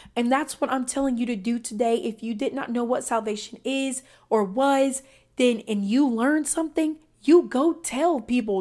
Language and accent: English; Deep South, United States; I'm from the South, and I'm talking the deep South.